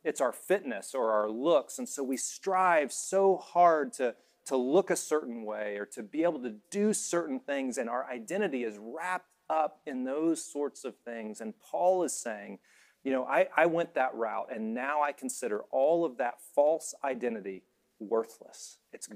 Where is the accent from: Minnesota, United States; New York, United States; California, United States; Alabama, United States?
Alabama, United States; moved away as an adult; also born or lived in Indiana; I was from Alabama, went to Indiana